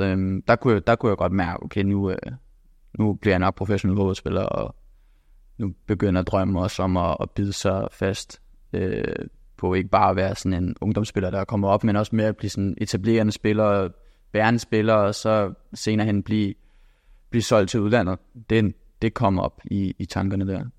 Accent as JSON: {"language": "Danish", "town": "Copenhagen", "region": "Capital Region of Denmark", "country": "Denmark", "also_born_or_lived": "England", "moved": "as an adult", "lives_now": "Bologna, Italy", "said": "da jeg havde alle muligheder hjemme i København"}